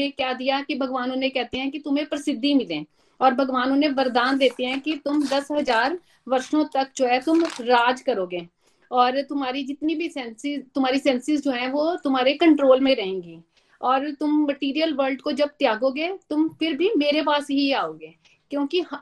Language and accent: Hindi; Dehradun, Uttarakhand, India; और मैं देहरादून से हूँ